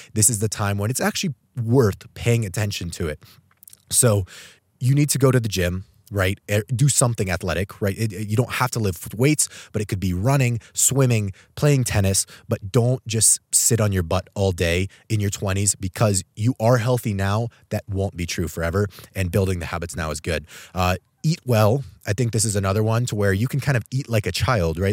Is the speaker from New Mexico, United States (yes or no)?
yes; Albuquerque, New Mexico, United States; moved away as an adult; I'm actually traveling right now back home to my hometown of Albuquerque, New Mexico. I grew up here for my first eighteen years